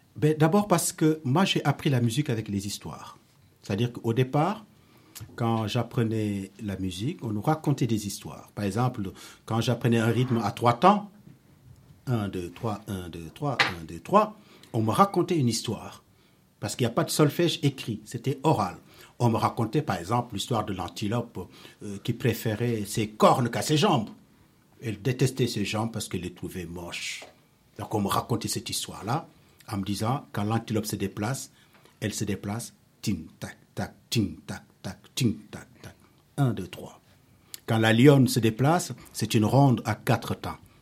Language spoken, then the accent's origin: French; Senegal; now in Paris, France; je suis né au Sénégal, mais je vis à Paris depuis très très très longtemps